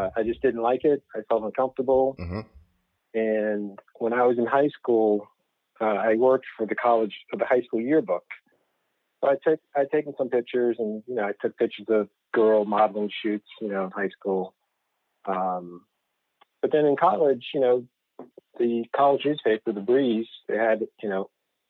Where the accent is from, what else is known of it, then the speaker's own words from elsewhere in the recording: Richmond, Virginia, United States; also born or lived in Norfolk, Virginia / Boston, Massachusetts; now in Arlington, United States; we're from Richmond, Virginia. So okay. Born and raised